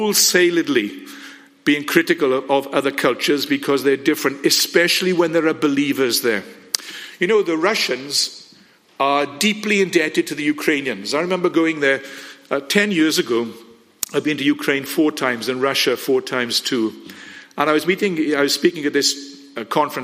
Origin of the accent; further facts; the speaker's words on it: Wales, United Kingdom; I absolutely love being Welsh